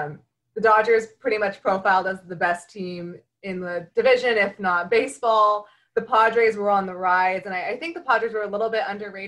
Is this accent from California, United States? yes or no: yes; Bay Area, California, United States; moved away as an adult; I grew up in the Bay Area and then went all sorts of different places, came back after college, thanks to the pandemic, and have been, you know, kind of laying low in my hometown since. And it ends up being about 45 minutes from San Francisco.